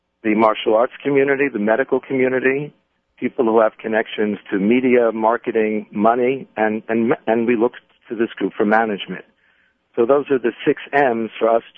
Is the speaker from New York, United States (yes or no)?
yes; New York City, New York, United States; my growing up in the Bronx